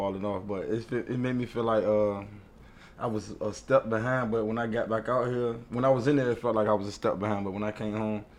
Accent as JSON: {"language": "English", "town": "Portsmouth", "region": "Virginia", "country": "United States", "said": "I'm from Portsmouth and I'm 23 years old."}